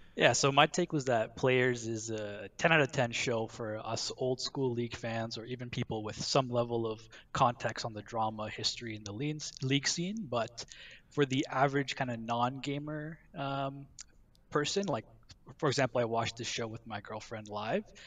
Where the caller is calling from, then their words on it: suburbs of Toronto, Ontario, Canada; I'm calling from the suburbs of Toronto